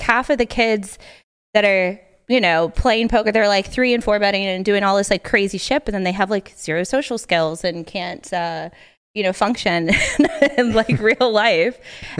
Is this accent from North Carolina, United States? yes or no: no; Fort Myers, Florida, United States; Fort Myers, Florida.